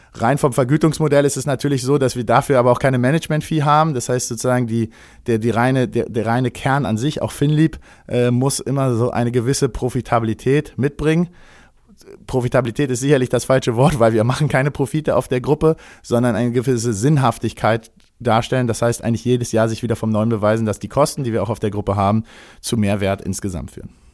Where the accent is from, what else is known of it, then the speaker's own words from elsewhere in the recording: Berlin, Germany; Ich bin gebürtiger Berliner